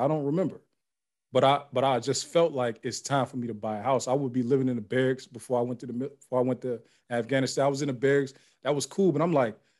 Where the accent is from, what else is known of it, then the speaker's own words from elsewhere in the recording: Youngstown, Ohio, United States; moved away; I'm from Youngstown, Ohio.